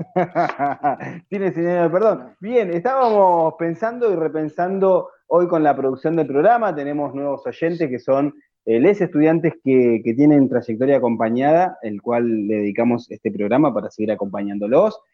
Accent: Argentina; nuestra historia como pueblo argentino

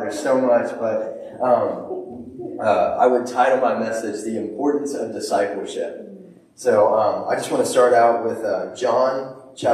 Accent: Dayton, Ohio, United States; I'm from Dayton, Ohio

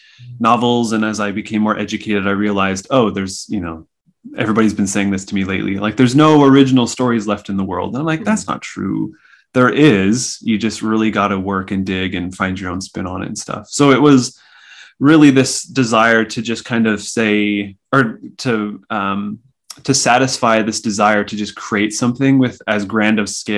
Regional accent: Saskatchewan, Canada; moved away; I grew up in Saskatchewan and I had to drive basically an hour and a half to get to a comic shop

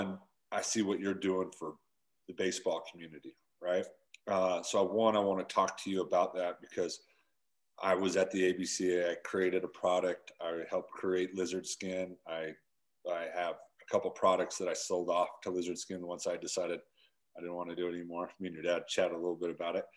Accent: Utah, United States; I grew up in Utah

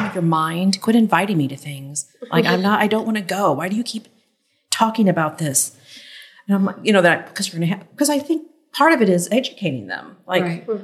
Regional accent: St. Louis, Missouri, United States; I'm from St. Louis.

